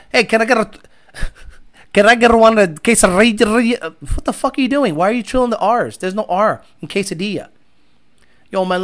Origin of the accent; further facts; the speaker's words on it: Houston, Texas, United States; Man, I'm from Houston, and that's how we do it here.